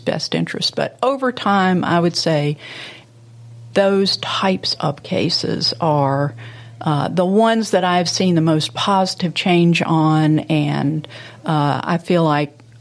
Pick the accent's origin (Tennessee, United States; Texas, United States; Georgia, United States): Tennessee, United States; Memphis; born or raised there